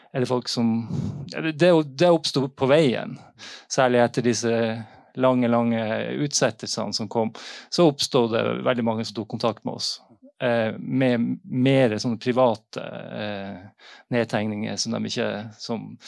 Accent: Northern Norway, Norway; Jeg kommer fra Nord-Norge og, og har hørt disse historiene gjennom familie

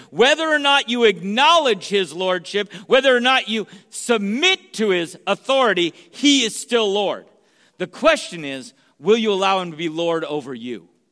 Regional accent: San Jose, California, United States; also born or lived in Sacramento; where I grew up in San Jose

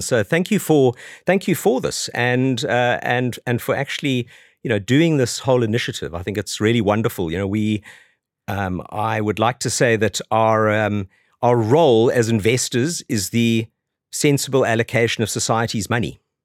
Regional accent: South Africa; moved away as an adult; now in London, United Kingdom; I grew up in South Africa, as you can probably tell from my accent, although I've been over here twenty-two years.

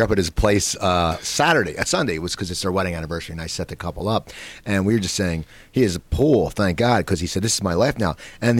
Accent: Cherry Hill, New Jersey, United States; moved away; And I grew up in Cherry Hill.

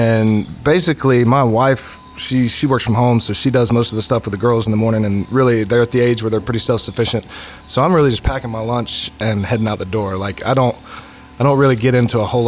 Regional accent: Mars Hill, North Carolina, United States; I grew up in Madison County

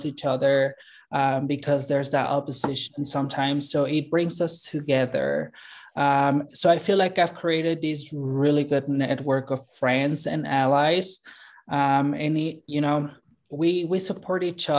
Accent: Mexico City, Mexico; moved away as an adult; also born or lived in Guadalajara / Northern California; now in South Jordan, United States; I was actually born and raised in Mexico City

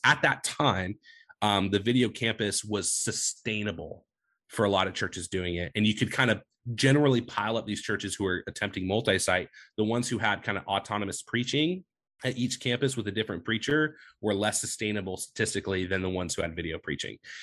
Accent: Medford, Oregon, United States; also born or lived in Sacramento area, California; I say I'm from Medford. I'm actually from California technically, but I grew up in Medford, so I'm a, you know, Oregonian at heart

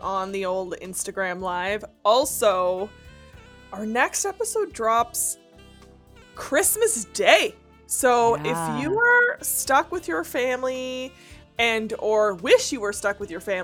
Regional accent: Northern Ontario, Canada; I come from absolute rednecks from Northern Ontario who love to go hunting

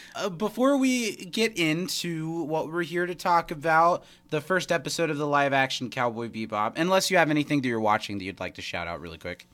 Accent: United States; we're both American

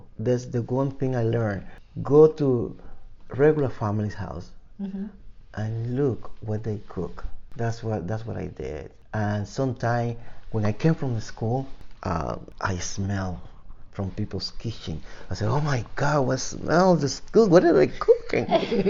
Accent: Cuba; moved away; I came from Cuba in 1980.

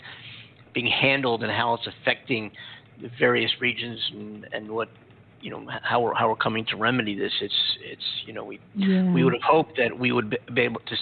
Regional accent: Pennsylvania, United States; moved away as an adult; also born or lived in suburbs of Philadelphia; now in Southern California, United States; I'm from the Northeast. I'm from Pennsylvania

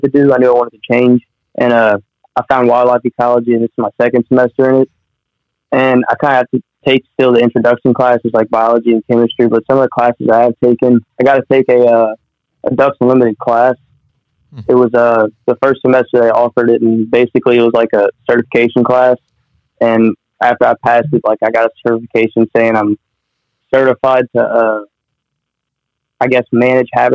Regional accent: Lafayette, Louisiana, United States; moved away as an adult; now in Baton Rouge, United States; I'm from Lafayette. I live in Baton Rouge right now.

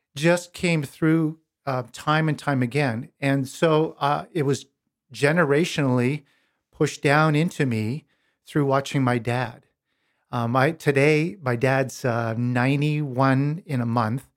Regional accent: Pincher Creek, Alberta, Canada; Born and raised in Pincher Creek, Alberta, on a farm, on a grain farm and cattle farm

